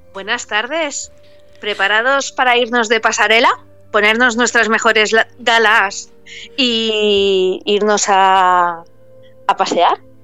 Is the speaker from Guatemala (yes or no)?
no; Paris, Île-de-France, France; yo nací en París